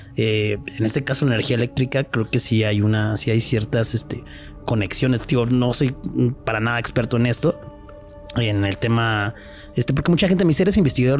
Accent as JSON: {"language": "Spanish", "region": "Mexico City", "country": "Mexico", "said": "que tenemos los de acá los chilangos"}